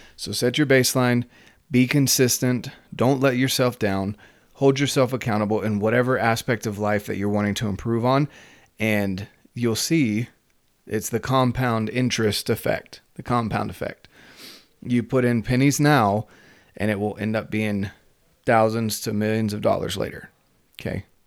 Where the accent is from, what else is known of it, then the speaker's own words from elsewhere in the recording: North Carolina, United States; moved away; I'm from North Carolina